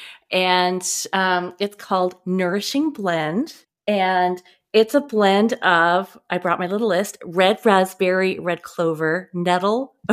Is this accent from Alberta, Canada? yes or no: no; Eastern Canada, Nova Scotia, Canada; moved away; also born or lived in Tallahassee, Florida; growing up in Eastern Canada. I was born in Nova Scotia